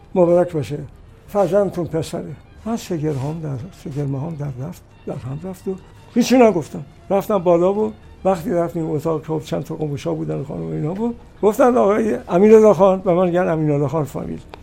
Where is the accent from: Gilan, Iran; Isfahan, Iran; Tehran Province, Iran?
Isfahan, Iran; Kashan; moved away as an adult; also born or lived in Ravand, Kashan; چهار ماهگی ما اومدیم کاشان رو دیگه موندیم تا 20 سالگی تحصیلات ابتدایی متوسط رو در کاشان گذارندم